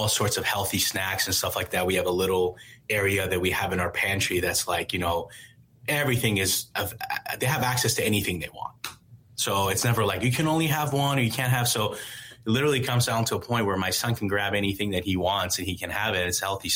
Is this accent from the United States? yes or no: no; Iran; moved away; growing up in Iran